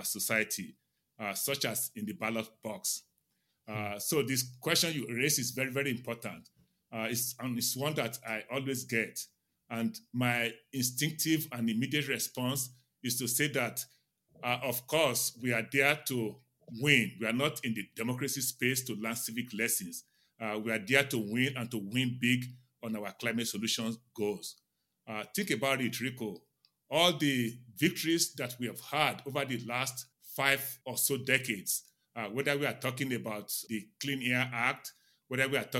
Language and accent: English; Nigeria; now in Silver Spring, United States; I grew up in Nigeria